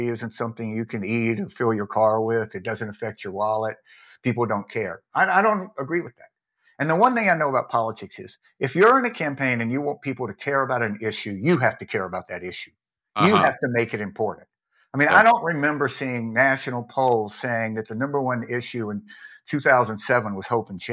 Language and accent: English; Mississippi, United States; When I was growing up in Mississippi